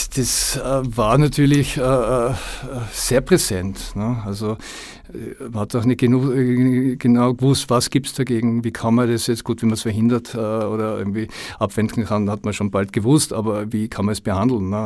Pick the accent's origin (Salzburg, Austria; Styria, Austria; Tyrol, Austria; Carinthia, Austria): Tyrol, Austria; moved away as an adult; also born or lived in Los Angeles / Koh Phangan / France / Berlin; now in Vienna, Austria; Also ich bin eigentlich äh, ja, gebürtiger Tiroler kam mit äh, ja, zarten 20 nach Wien